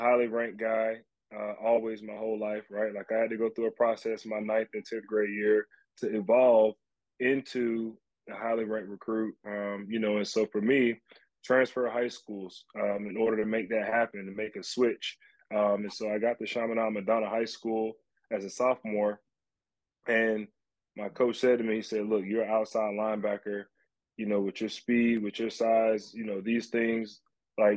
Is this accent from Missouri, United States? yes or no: no; Fort Lauderdale, Florida, United States; I'm from Fort Lauderdale